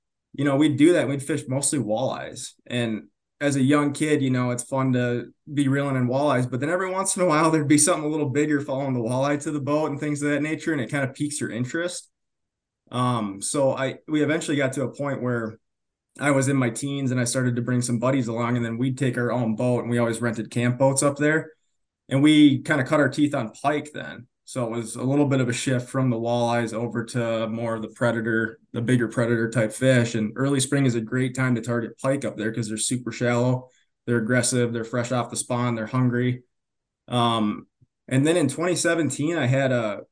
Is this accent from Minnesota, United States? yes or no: yes; south of the Twin Cities, Minnesota, United States; I grew up south of the Twin Cities, like 30 minutes